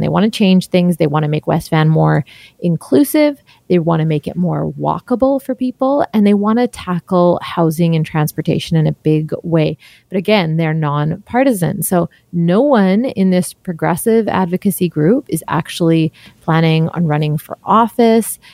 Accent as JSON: {"language": "English", "town": "Surrey", "region": "British Columbia", "country": "Canada", "tie": "born or raised there", "said": "I was born and raised in Surrey"}